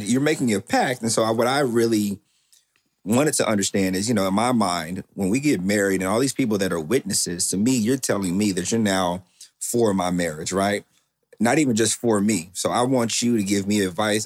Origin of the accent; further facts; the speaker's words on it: Waco, Texas, United States; I am from Waco, Texas